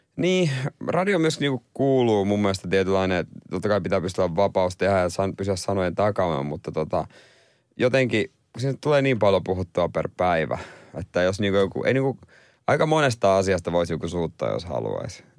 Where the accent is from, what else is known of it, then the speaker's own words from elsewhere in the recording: Seinäjoki, South Ostrobothnia, Finland; mä oon seinältä kotoisin